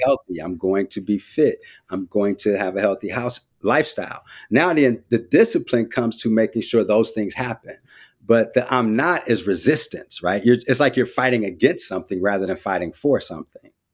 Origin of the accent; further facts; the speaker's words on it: San Francisco, California, United States; also born or lived in West Oakland / Vallejo; I'm from the Bay, too. Grew up in Frisco